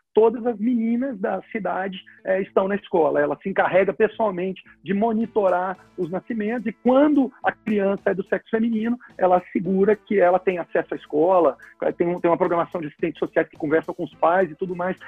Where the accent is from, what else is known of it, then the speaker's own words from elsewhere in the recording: Goiânia, Goiás, Brazil; moved away as an adult; also born or lived in Brasília; eu sou de Goiânia e mudei para Brasília para estudar